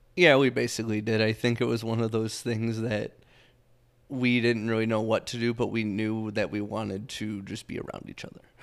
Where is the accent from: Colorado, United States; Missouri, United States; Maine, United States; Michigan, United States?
Michigan, United States; Southeast; moved away as an adult; now in Arizona, United States; I'm from Michigan, um, Southeast Michigan. I grew up there my entire life up until we moved out to Arizona.